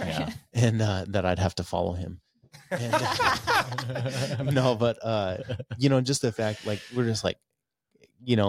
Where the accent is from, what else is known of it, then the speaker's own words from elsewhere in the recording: Minnesota, United States; moved away as an adult; also born or lived in Wisconsin; now in North Idaho, United States; We're both from Minnesota, born and raised Minnesota